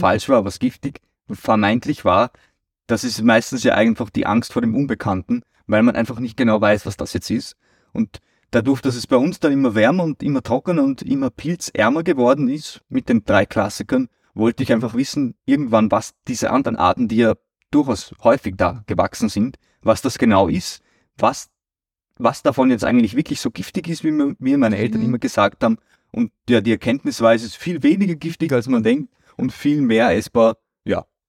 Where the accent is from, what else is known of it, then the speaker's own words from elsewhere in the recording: Austria; bei uns in Österreich